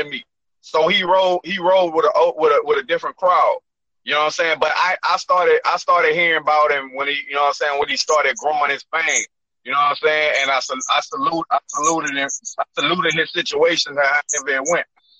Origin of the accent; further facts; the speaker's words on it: Port Allen, Louisiana, United States; also born or lived in Baton Rouge, Louisiana; From 5 to 17, I lived in Port Allen, Louisiana